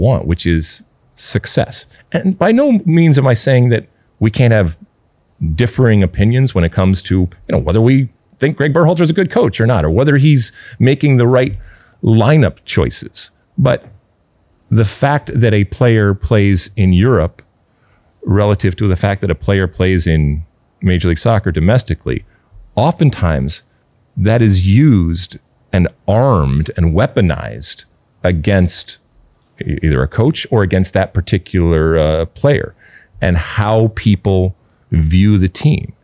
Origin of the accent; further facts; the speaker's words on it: United States; us being American soccer fans